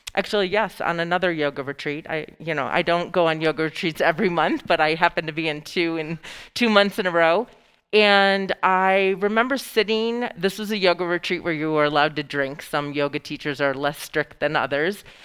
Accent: Lewiston, New York, United States; moved away; also born or lived in Boulder; I grew up on the Canadian border um, along the Niagara River

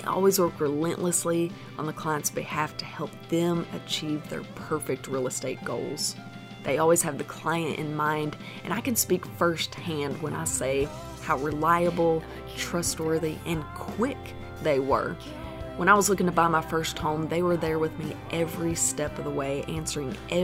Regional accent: the South, United States; I'm from the South

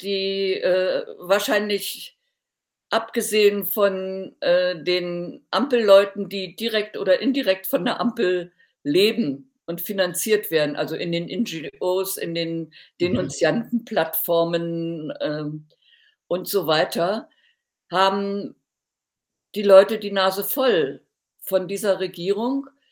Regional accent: Thuringia, Germany; in meiner Heimatstadt in Thüringen

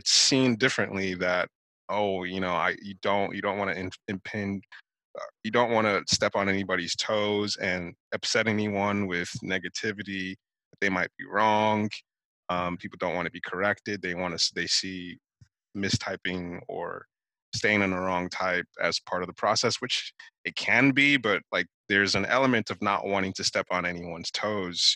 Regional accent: Nigeria; now in United States; growing up in Nigeria

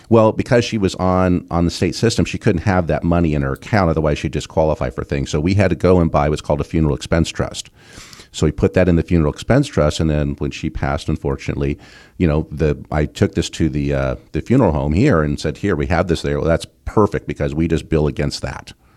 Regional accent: Southern California, United States; when I was a kid, growing up in Southern California

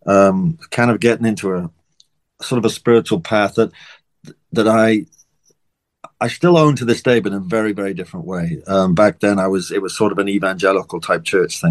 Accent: Wales, United Kingdom; I'm from Wales in the UK

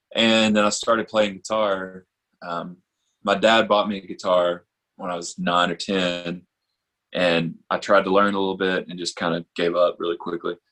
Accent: Tuscumbia, Alabama, United States; also born or lived in Florence, Alabama / Nashville, Tennessee; I grew up over in Tuscumbia um, and kind of Florence, back and forth between those two

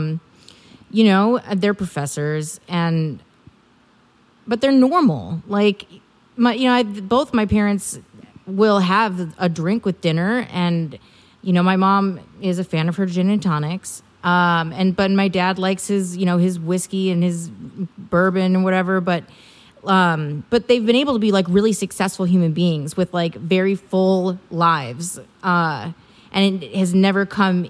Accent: Milwaukee, Wisconsin, United States; moved away; I'm originally from Wisconsin

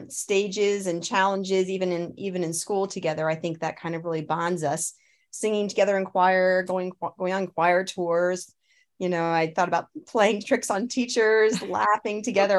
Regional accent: Pittsburgh, Pennsylvania, United States; I'm from the Pittsburgh area. I've lived in five states, however, crazily enough.

